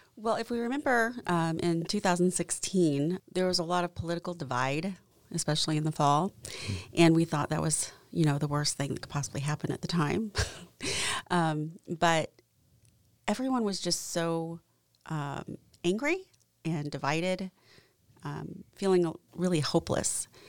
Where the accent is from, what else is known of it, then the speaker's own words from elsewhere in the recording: Franklin, Indiana, United States; also born or lived in South Korea; growing up in Franklin